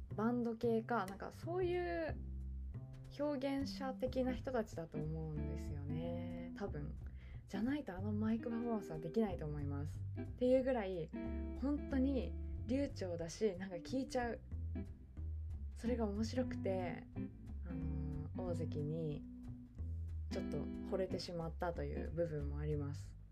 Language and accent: Japanese; Hokkaido, Japan; also born or lived in Yokohama; now in Tokyo, Japan; 私北海道出身